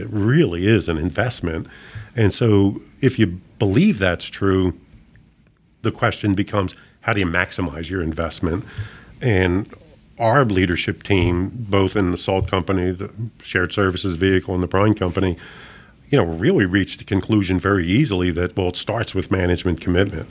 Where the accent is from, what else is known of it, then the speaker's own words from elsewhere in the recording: Philadelphia, Pennsylvania, United States; moved away as an adult; also born or lived in Tulsa, Oklahoma; I was someone that was born and raised in Philadelphia, relocating to Tulsa, Oklahoma